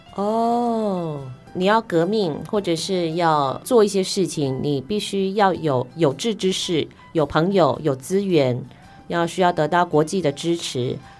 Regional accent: Taiwan; 我们台湾

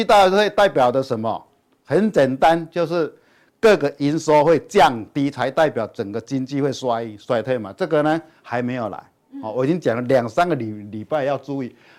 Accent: Chiayi, Taiwan; 各位，我是金钱豹朋友，大家好，我是嘉义的

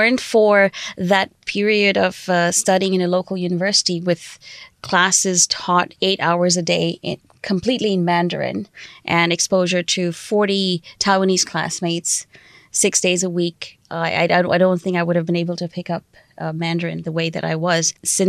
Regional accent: India; I talk about India or I say I'm from India

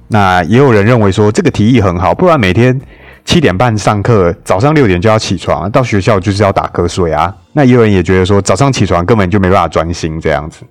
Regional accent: Taiwan; 我们台湾这边

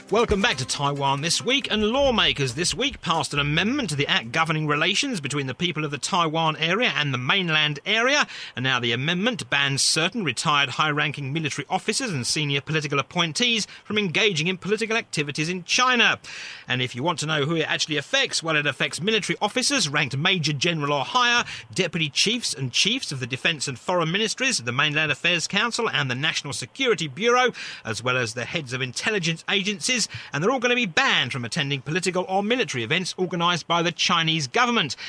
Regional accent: England, United Kingdom; as an English person

